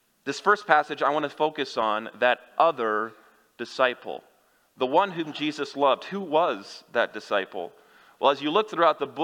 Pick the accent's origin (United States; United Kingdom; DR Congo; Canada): United States; Kansas; moved away; I'm from Kansas